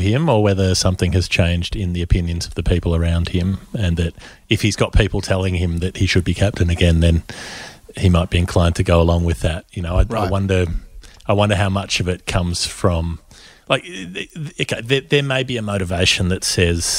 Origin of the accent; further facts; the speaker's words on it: New Zealand; I'm from New Zealand